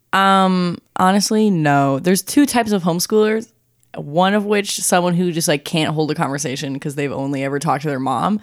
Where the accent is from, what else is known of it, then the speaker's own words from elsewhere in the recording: Saint Paul, Minnesota, United States; also born or lived in Woodbury, Minnesota; I'm from Saint Paul, Minnesota